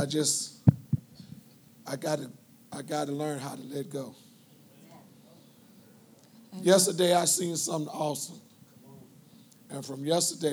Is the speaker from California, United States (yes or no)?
yes; Los Angeles, California, United States; moved away as an adult; I'm from Los Angeles.